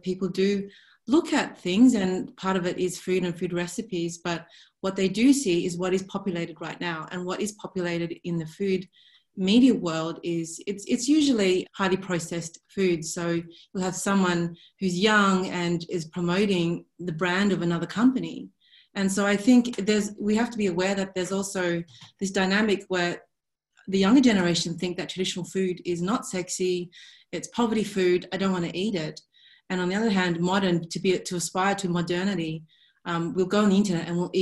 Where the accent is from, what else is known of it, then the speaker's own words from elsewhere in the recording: Sydney, New South Wales, Australia; growing up in Sydney